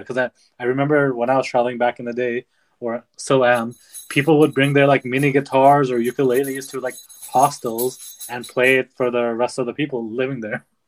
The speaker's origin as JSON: {"language": "English", "country": "Nepal", "tie": "born or raised there", "said": "growing up in Nepal, where art isn't really looked upon"}